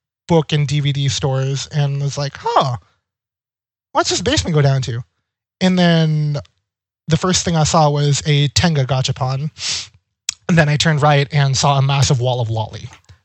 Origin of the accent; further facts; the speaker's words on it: Monterey, California, United States; Growing up in California has a lot of, like, spread out cities.